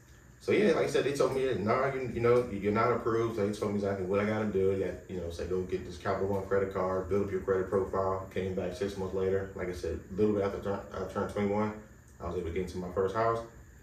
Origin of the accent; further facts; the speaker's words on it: Washington, District of Columbia, United States; All right, so I'm from, D.C., that's the best way to say it.